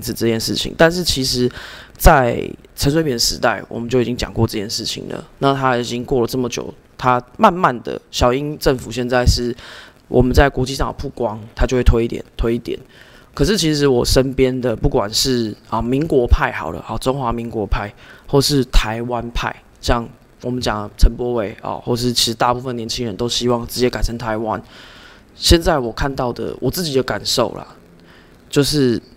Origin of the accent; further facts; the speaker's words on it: Canada; 我从小是在这个加拿大长大